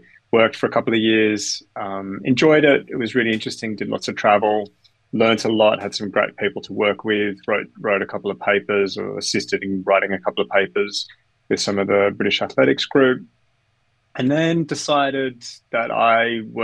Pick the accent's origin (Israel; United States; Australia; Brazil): Australia; also born or lived in Canada; now in London, United Kingdom; I was born in Canada, grew up in Australia, educated in Australia, and live in London with my young family